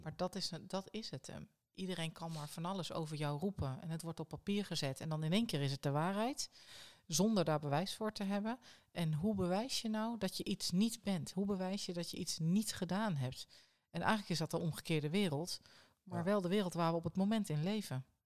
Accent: Netherlands; als Nederlanders

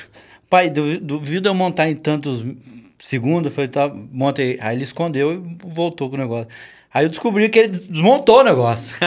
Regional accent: Taubaté, São Paulo, Brazil; nós, Tabateano

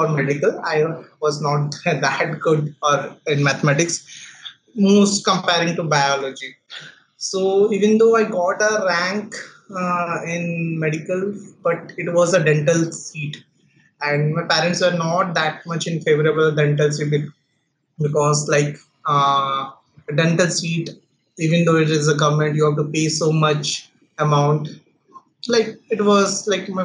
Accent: Rourkela, Odisha, India; I'm basically a Rourkelite. Rourkela is my birthplace, my hometown. I have completed my entire schooling life in Rourkela, from my standard 1 to standard 12

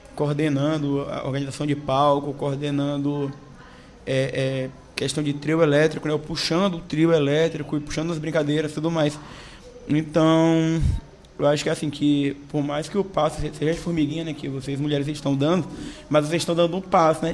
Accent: São Luís, Maranhão, Brazil; eu sou nascido e criado na Praia Grande

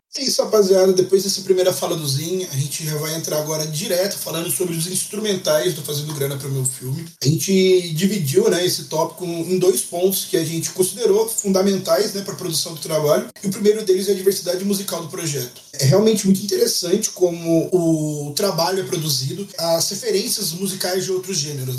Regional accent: Brazil; a gente é brasileiro

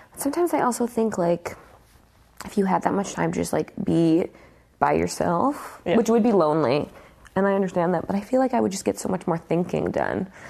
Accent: Manitoba, Canada; I'm from Manitoba

